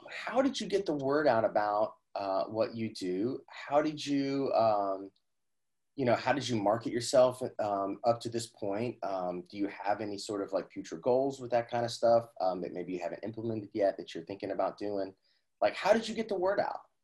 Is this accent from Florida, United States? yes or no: no; Indiana, United States; I'm from Indiana, so my my whole family were uh, grocers